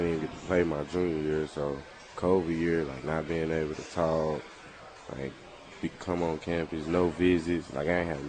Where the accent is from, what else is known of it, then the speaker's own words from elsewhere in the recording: Dumas, Arkansas, United States; growing up in Dumas